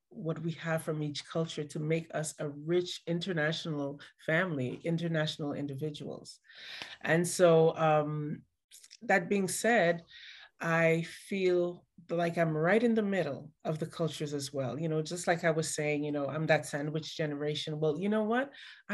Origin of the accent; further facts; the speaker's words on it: Montreal, Quebec, Canada; And then we ended up growing up in Montreal, Canada.